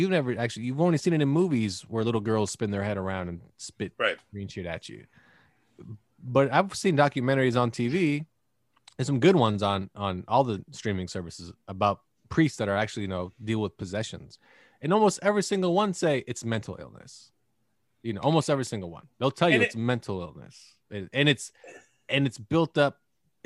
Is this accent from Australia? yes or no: no; Canada; now in United States; me growing up in Canada as a child